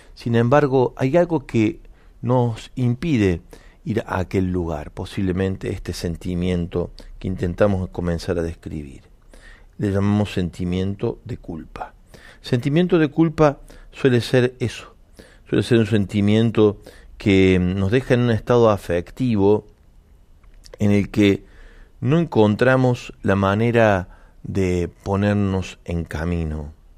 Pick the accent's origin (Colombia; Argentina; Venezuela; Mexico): Argentina; nos representa como sociedad argentina